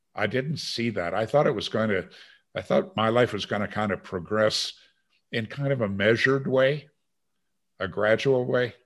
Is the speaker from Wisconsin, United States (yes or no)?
yes; Green Bay, Wisconsin, United States; also born or lived in China; growing up in Green Bay, Wisconsin